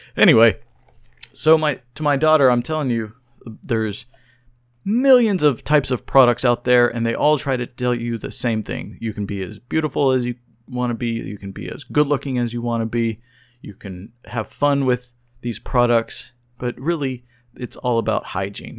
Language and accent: English; Oklahoma City, Oklahoma, United States; I was born and raised in Oklahoma City, Oklahoma